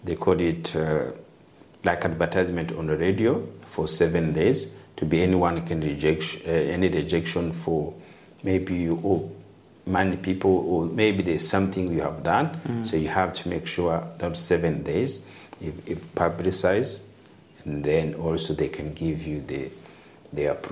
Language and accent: English; Rwanda; moved away; also I'm a dual citizen, so also I'm from Rwanda